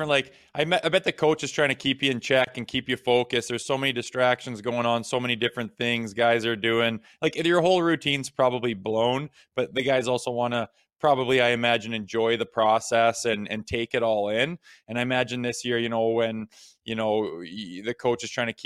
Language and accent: English; Mississauga, Ontario, Canada; being growing up in Mississauga and being a Leafs fan and stuff like that.